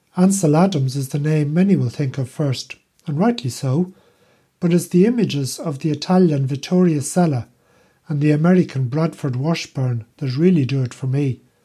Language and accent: English; Ireland; now in Netherlands; I'm Irish